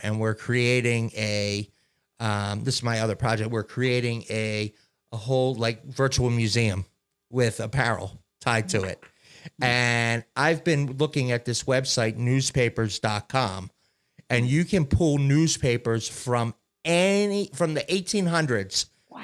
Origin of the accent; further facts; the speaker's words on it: Maryland, United States; where I grew up in Maryland, Giant Food was the big store